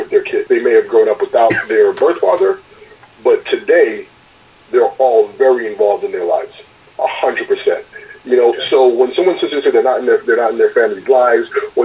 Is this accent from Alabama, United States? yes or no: no; New York, United States; moved away as an adult; now in Arizona, United States; Because I grew up in New York, right? So, and I grew up in Brooklyn.